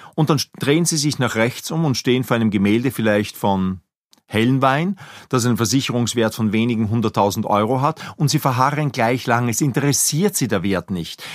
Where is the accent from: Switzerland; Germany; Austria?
Austria; Linz, Upper Austria; moved away as an adult; now in Vienna, Austria; Ich bin in Linz geboren, bin zum Studium der Kunstgeschichte nach Wien übersiedelt, habe hier promoviert